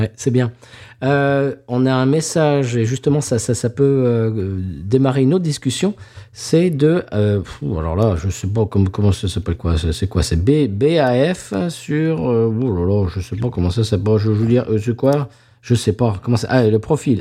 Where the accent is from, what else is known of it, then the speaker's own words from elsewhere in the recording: Claye-Souilly, Île-de-France, France; moved away; also born or lived in Lagny-sur-Marne; Je suis né à Lagny-sur-Marne, monsieur, mhm. et là, je suis allé au collège de Clé-Souilly, le collège des Tilleuls